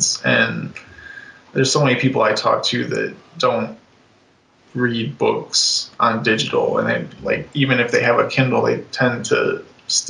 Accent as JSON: {"language": "English", "region": "Ohio", "country": "United States", "tie": "born or raised there", "also_born_or_lived": "Chicago area, Illinois", "moved": "yes", "said": "my hometown in Ohio"}